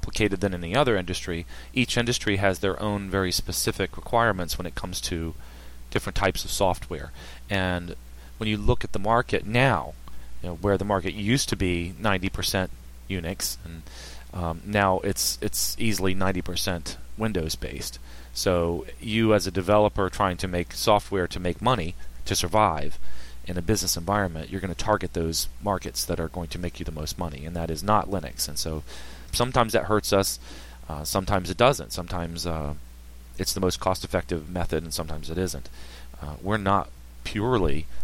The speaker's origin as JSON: {"language": "English", "town": "Richmond", "region": "Virginia", "country": "United States", "moved": "yes", "lives_now": "Hampton Roads, United States", "said": "I'm from Richmond"}